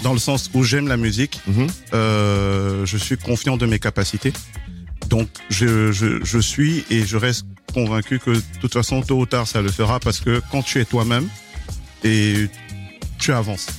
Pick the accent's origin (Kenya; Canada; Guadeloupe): Kenya; also born or lived in Cameroon; now in France; je suis camerounais, mhm. j'ai grandi, en, grandi au Kenya. J'ai j'ai évolué en France pendant aujourd'hui plusieurs années.